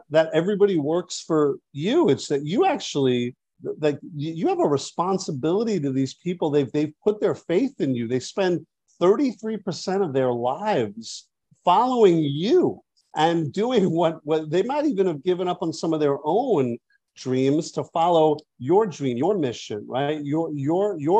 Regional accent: New York, United States; I'm a New Yorker too

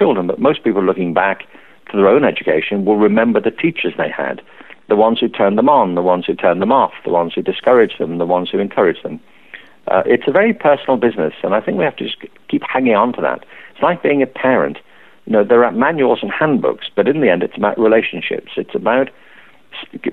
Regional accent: Liverpool, North West England, United Kingdom; I grew up in Liverpool

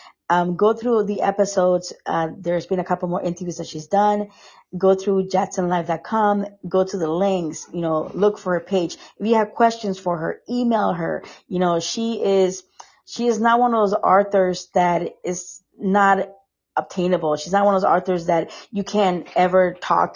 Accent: Costa Rica; moved away; I'm from Costa Rica

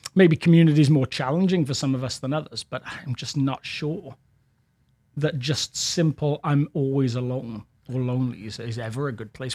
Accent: England, United Kingdom; now in Littleton, United States; as an Englishman.

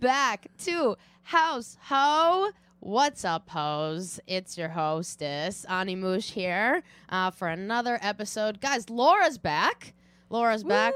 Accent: Watertown, Massachusetts, United States; from Watertown, Massachusetts

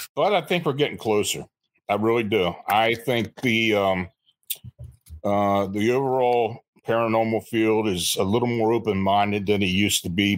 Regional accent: near Gettysburg, Pennsylvania, United States; I was born and raised near Gettysburg

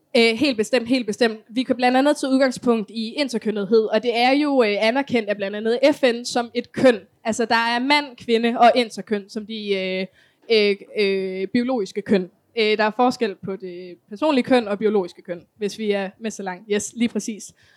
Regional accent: Kolding, Southern Denmark, Denmark; Jeg kommer for eksempel selv fra Kolding

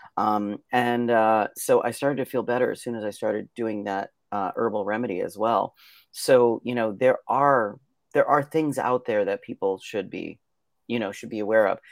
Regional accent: Pennsylvania, United States; I was born in Pennsylvania on a mountaintop

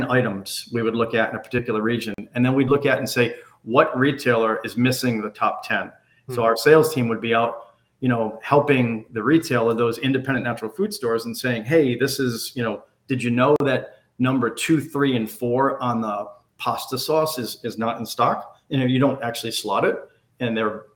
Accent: New England, United States; I grew up in New England. I spent my entire life in New England.

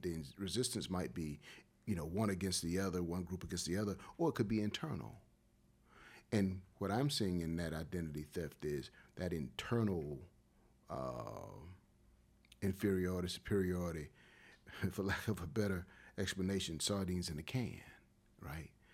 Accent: Wilmington, North Carolina, United States; moved away as an adult; also born or lived in Los Angeles / Durham / Columbus, Ohio; Wilmington, that's my hometown.

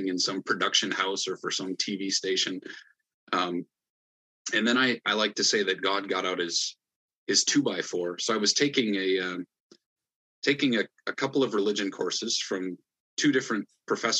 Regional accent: Hull, Iowa, United States; moved away as an adult; now in Ottawa, Canada; I grew up in Northwest Iowa, grew up in the CRC in Northwest Iowa. Hull is my hometown

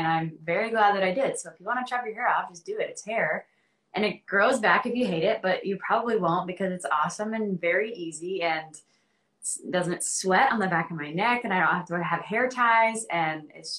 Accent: the South, United States; Well, I think growing up in the South, like I was kind of bombarded by this idea that being gay or queer

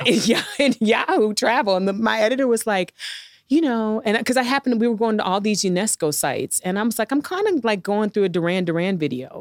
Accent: St. Louis, Missouri, United States; moved away as an adult; growing up in Saint Louis

